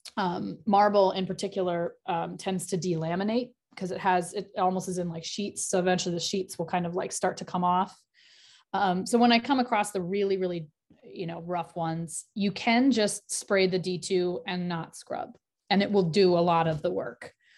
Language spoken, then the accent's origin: English; New England, rural Maine, United States; I grew up in New England, in rural Maine